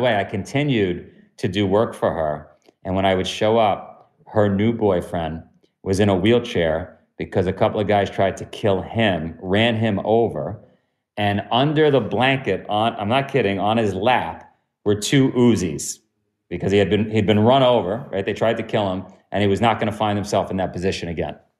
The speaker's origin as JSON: {"language": "English", "town": "New York City", "region": "New York", "country": "United States", "also_born_or_lived": "Ithaca", "said": "I'm from Queens"}